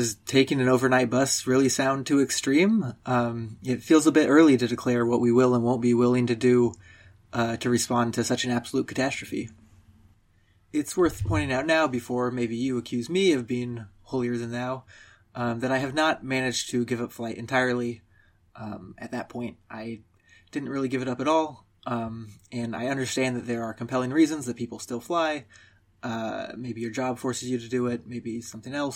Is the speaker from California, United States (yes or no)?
yes; Southern California, United States; moved away as an adult; also born or lived in Princeton, New Jersey; I grew up in Southern California